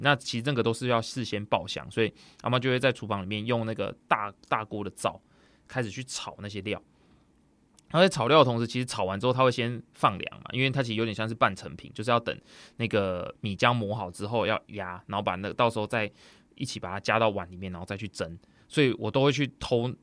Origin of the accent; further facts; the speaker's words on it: Tainan, Taiwan; 我们的小时候的老家是住在那种台南的一种三合院里面